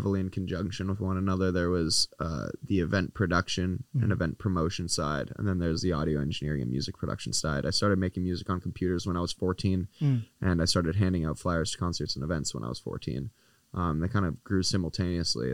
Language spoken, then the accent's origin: English; Canada; as a Canadian